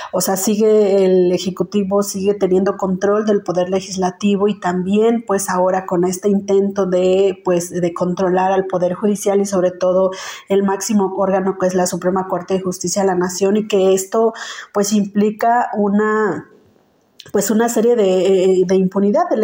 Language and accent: Spanish; Santiago Textitlán, Oaxaca, Mexico; soy abogada zapoteca de la comunidad de recibimiento de Cuauhtémoc, municipio de Santiago Texitlán, en la región de la Sierra Sur, acá en el estado de Oaxaca.